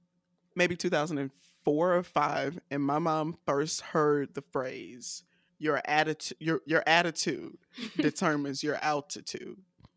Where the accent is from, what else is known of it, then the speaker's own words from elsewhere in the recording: the South, United States; So I'm a Southerner and I love catchphrases.